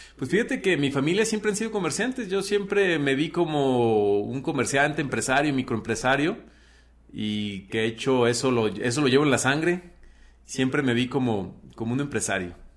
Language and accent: Spanish; Teocaltiche, Jalisco, Mexico; also born or lived in Aguascalientes; Nací, bueno, con muchos teocaltichenses en un hospital en Aguascalientes, pero soy de Teocaltiche, Jalisco